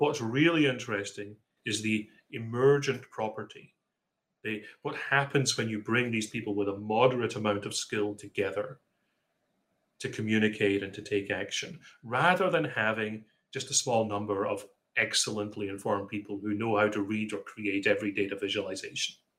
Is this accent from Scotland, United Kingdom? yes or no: yes; Scotland, United Kingdom; now in Seattle, United States; I was brought up in Scotland